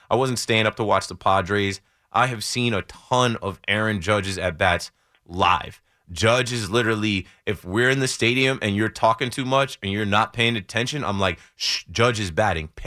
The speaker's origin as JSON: {"language": "English", "town": "Ocean Township", "region": "New Jersey", "country": "United States", "tie": "born or raised there", "said": "I'm from Ocean Township. I grew up mm. in I grew up in Middlebrook Apartments off Rustic Drive, fourteen thirteen."}